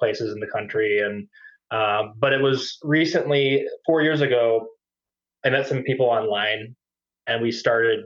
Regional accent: Indiana, United States; now in Twin Cities, United States; I'm originally from Indiana

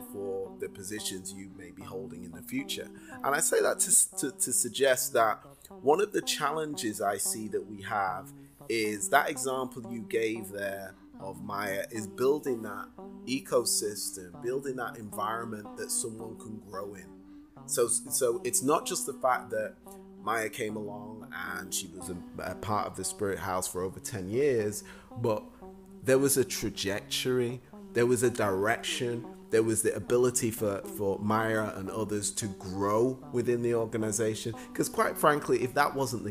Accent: Manchester, North West England, United Kingdom; moved away; when I was a young person in England, growing up in Manchester

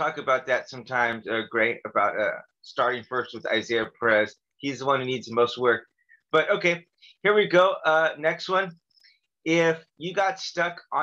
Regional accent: California, United States; I'm from California

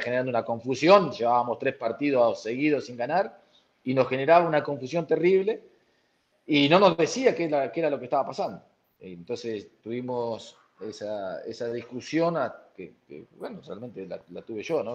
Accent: Bragado, Buenos Aires Province, Argentina; moved away; Bragado, en mi pueblo, en mi ciudad, donde yo nací

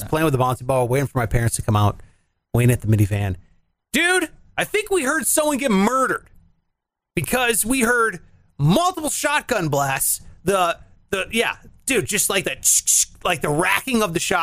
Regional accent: Cleveland, Ohio, United States; I'm from Cleveland

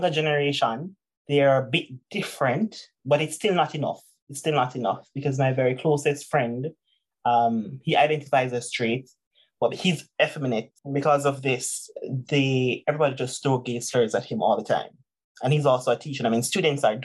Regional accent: Jamaica; I'm Jamaican, oh my God, I'm from Jamaica

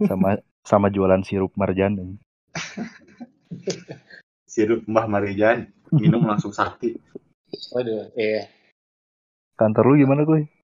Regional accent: Batam, Riau Islands, Indonesia; Tentu mak jatah ke daerah saya uang Batam. Dari Batam dikirim. Putra daerah.

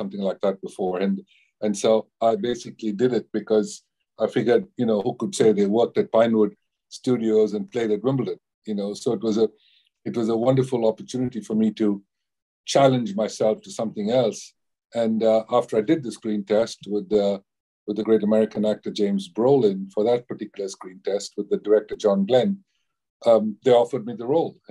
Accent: India; as an Indian

